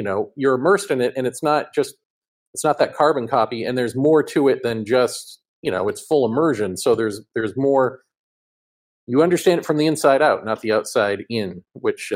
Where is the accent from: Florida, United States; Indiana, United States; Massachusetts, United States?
Massachusetts, United States; moved away as an adult; also born or lived in New York; I grew up in Massachusetts and then my adult life, New York, and further adult life here